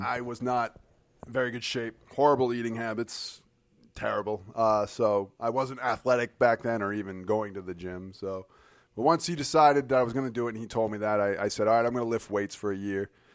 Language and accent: English; Keene, New Hampshire, United States; I was from Keene, New Hampshire